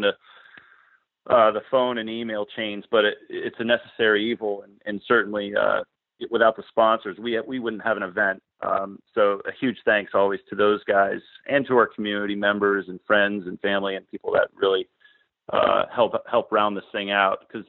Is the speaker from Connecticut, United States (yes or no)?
yes; Connecticut, United States; now in Portland, United States; originally from Connecticut